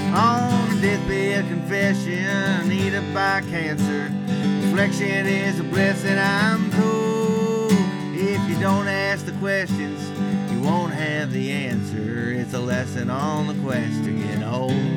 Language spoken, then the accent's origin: English; Durham, North Carolina, United States; moved away; my hometown of Durham, North Carolina